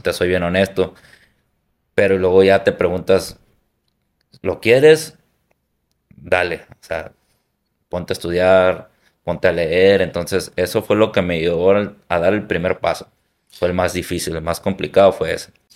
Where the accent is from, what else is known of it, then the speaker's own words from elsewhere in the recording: Hermosillo, Sonora, Mexico; soy de la costa de Hermosillo, soy de ahí originario